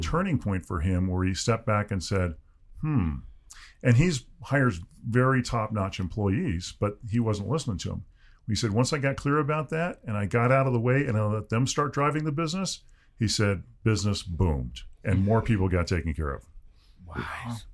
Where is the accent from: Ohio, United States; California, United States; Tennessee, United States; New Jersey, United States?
California, United States; Southern; I grew up in Southern California in the sixties and seventies